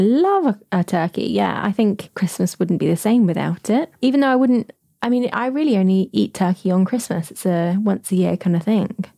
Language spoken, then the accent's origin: English; United Kingdom; as British people